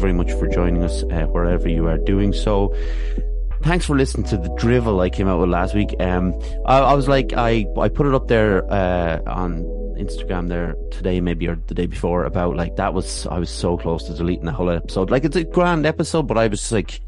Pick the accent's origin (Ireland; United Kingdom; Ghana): Ireland; also born or lived in Athlone / Swords; I grew up in Athlone and Sword, so you know, they're both towns